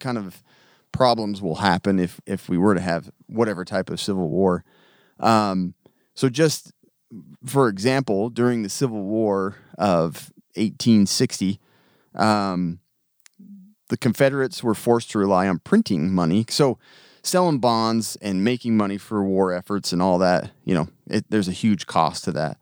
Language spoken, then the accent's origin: English; United States; I grew up in America.